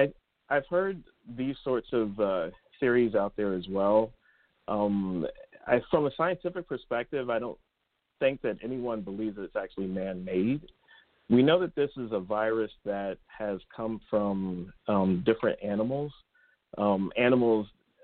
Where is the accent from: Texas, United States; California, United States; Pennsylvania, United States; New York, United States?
Pennsylvania, United States; Philadelphia; I'm actually from Philadelphia, North Philadelphia, and it was kind of there. I'm like first generation college